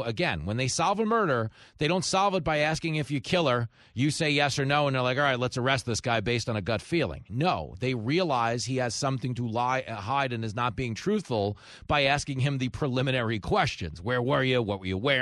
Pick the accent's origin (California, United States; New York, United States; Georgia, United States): New York, United States; Long Island; growing up on Long Island